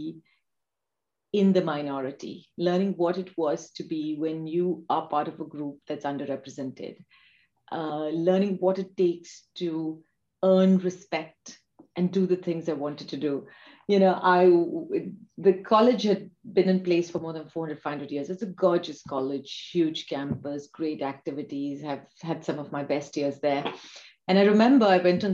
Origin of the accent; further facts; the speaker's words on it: Kolhapur, Maharashtra, India; now in London, United Kingdom; I grew up in Kolhapur, small place.